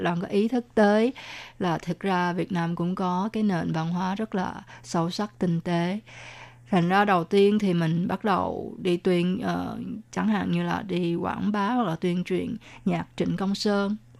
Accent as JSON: {"language": "Vietnamese", "country": "Vietnam", "tie": "born or raised there", "moved": "yes", "said": "mình hồi nhỏ ở Việt Nam cũng là đọc qua Tây Du Ký"}